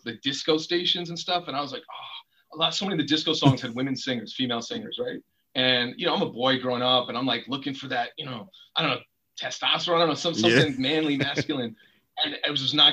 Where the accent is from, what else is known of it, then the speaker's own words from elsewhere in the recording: Mount Vernon, New York, United States; also born or lived in Yonkers, New York; I was born in Yonkers, raised in Mount Vernon until I was like 8